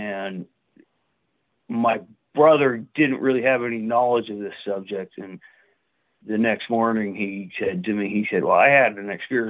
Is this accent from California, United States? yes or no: yes; Northern California, United States; now in Portland, United States; I grew up in Northern California.